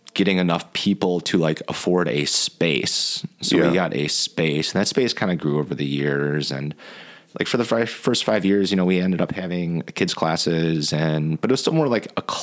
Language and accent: English; Cedarburg, Wisconsin, United States; we're both from Cedarburg